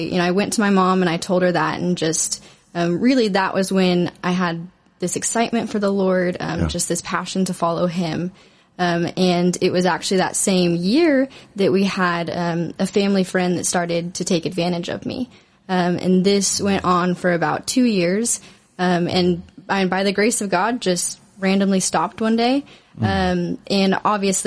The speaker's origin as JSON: {"language": "English", "town": "Arlington", "region": "Texas", "country": "United States", "tie": "born or raised there", "said": "I grew up in Arlington, Texas, in a Christian family"}